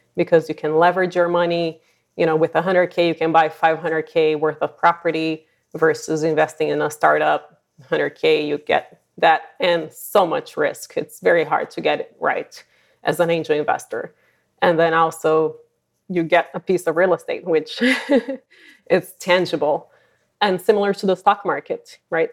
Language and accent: English; Brazil; moved away as an adult; also born or lived in San Francisco Bay Area, California; now in San Francisco, United States; I'm originally from Brazil, and I've been, um, in the Bay Area for just over twenty years